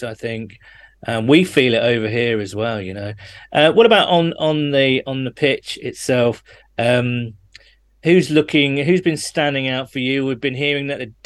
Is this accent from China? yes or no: no; United Kingdom; you can tell I'm British by using the word pitch, not field